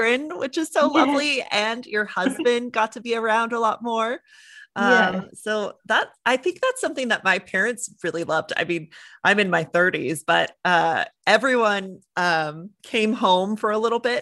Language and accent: English; California, United States; accent: California surfer bro; I just have like the California, like surfer bro kind of accent